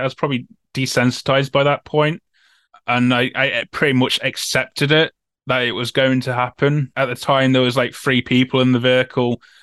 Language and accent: English; Nottingham, East Midlands, United Kingdom; I'm from Nottingham as well